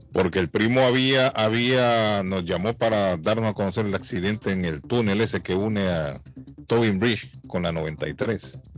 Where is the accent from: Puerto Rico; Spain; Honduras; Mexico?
Honduras; La Ceiba, Atlántida; born or raised there; now in Massachusetts, United States